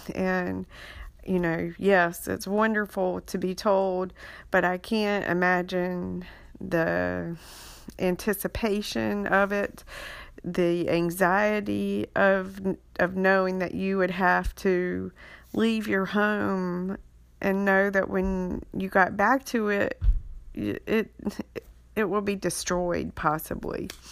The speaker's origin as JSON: {"language": "English", "area": "Beaufort County", "region": "North Carolina", "country": "United States", "tie": "born or raised there", "also_born_or_lived": "Wilmington, North Carolina", "said": "I grew up in Beaufort County, um, Little Washington, Bellhaven, Aurora"}